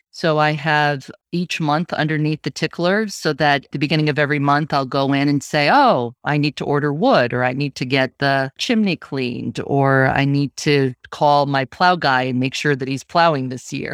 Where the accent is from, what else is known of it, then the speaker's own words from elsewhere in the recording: Syracuse, New York, United States; also born or lived in Vermont; now in Portland, Maine, United States; I'm originally from Syracuse.